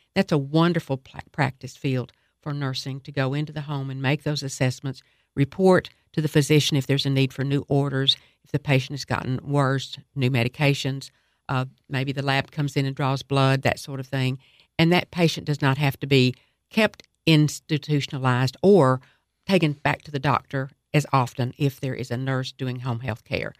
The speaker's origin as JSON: {"language": "English", "town": "Cookeville", "region": "Tennessee", "country": "United States", "tie": "born or raised there", "said": "I was raised in Tennessee and in Cookville, particularly middle school, high school"}